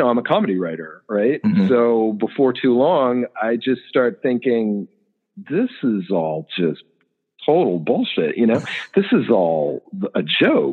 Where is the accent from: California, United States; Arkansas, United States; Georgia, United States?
California, United States; Los Angeles; I grew up in like a suburb of Los Angeles in the San Fernando Valley.